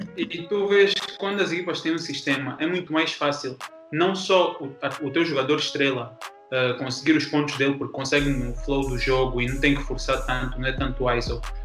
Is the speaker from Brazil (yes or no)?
no; Angola; como angolano